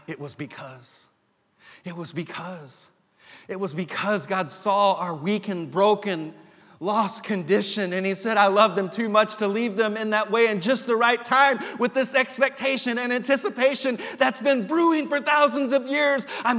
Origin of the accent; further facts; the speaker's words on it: Texas panhandle, United States; the Christmases that I would experience as a little boy growing up in the Texas panhandle. And there was one Christmas that we would go to on the family farm out near Dalhart, Texas